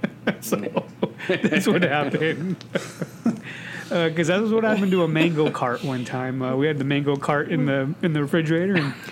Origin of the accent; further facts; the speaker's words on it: United States; I'm an American, you asshole. I just care about my countrymen.